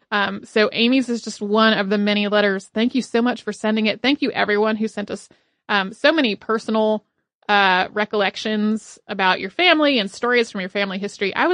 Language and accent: English; Australia; Growing up in Australia in the 90s, when we learned about World War